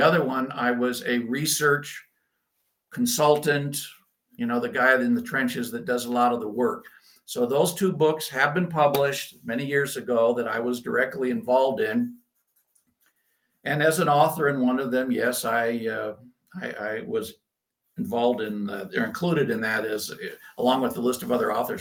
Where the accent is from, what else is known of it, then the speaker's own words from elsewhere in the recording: United States; moved away as an adult; also born or lived in Scotland; now in Germany; growing up in America, but then living outside of the United States for multiple years, and I've done that for many years lived for a long time in Scotland and now Germany here